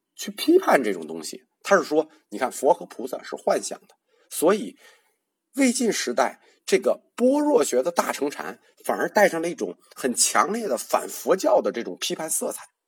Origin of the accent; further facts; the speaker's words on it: China; 我们中国人